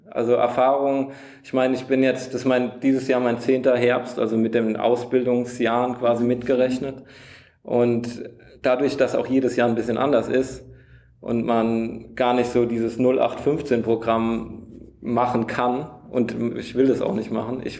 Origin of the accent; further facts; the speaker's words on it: Wachenheim, Rhineland-Palatinate, Germany; ich komme aus Wachenheim, da sieht man halt auch öfter mal einen Traktor und drumherum